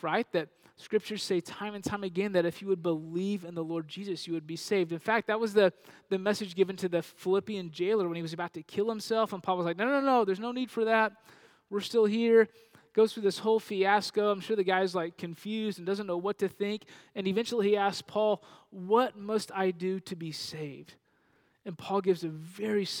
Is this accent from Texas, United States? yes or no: yes; Panhandle, Texas, United States; now in Dallas-Fort Worth, United States; I grew up in a region of Texas known as the Panhandle, and a town in the middle of that region called Panhandle